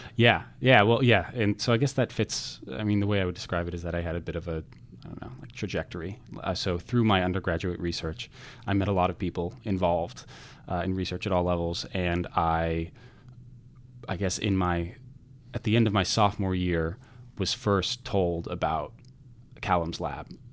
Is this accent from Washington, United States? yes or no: yes; Redmond, Washington, United States; moved away as an adult; also born or lived in Providence, Rhode Island; now in Chicago, United States; I was in Redmond, the Greater Redmond area, up until the end of high school